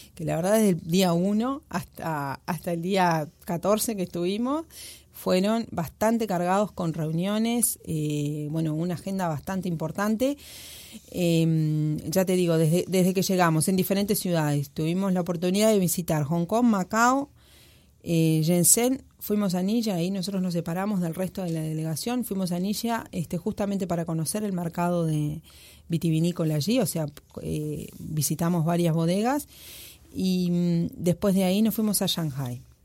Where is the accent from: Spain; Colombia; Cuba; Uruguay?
Uruguay